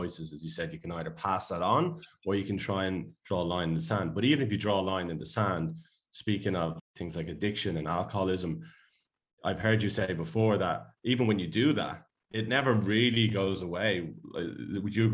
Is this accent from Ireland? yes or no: yes; Ireland; now in Australia; I'm Irish